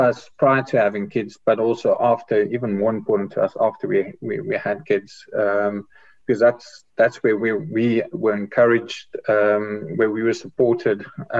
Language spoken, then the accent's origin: English; South Africa; now in United Kingdom; Ron and myself is from South Africa. We came over to the UK a long time ago, 25 years ago in the late 90s.